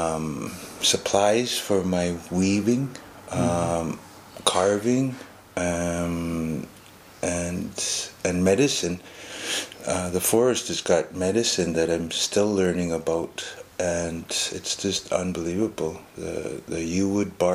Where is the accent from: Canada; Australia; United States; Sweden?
Canada; Bella Bella, British Columbia; I come from Bella Bella